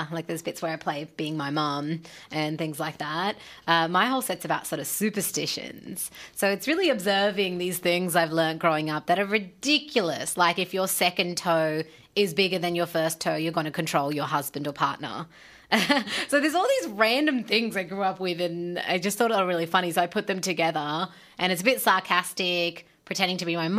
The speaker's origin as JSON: {"language": "English", "region": "Punjab", "country": "Pakistan", "said": "I mean, 3 of us are Punjabi, but I'm just from Pakistan. Yeah, so there's a range there."}